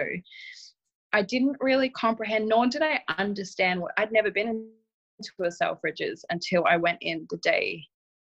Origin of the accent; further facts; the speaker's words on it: Australia; Where I grew up as well in Australia